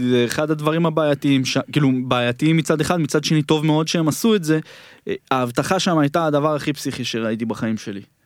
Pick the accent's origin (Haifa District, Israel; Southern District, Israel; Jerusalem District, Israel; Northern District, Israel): Jerusalem District, Israel; Jerusalem; בדרכון כתוב לי שנולדתי בירושלים